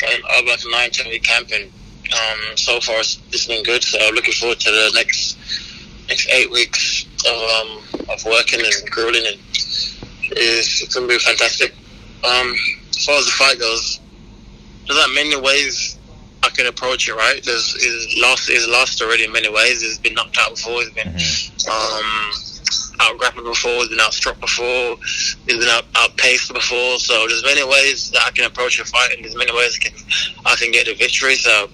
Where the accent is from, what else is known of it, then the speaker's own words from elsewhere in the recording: United Kingdom; my home country, you know, I mean, in London.